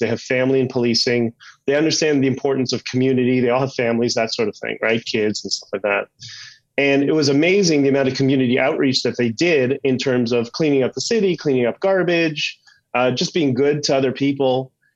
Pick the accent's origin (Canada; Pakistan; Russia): Canada; we're Canadian